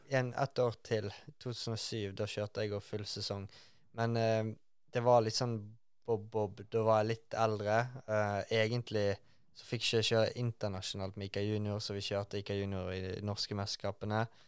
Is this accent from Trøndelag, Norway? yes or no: no; Bergen, Vestland, Norway; jeg er fra Bergen.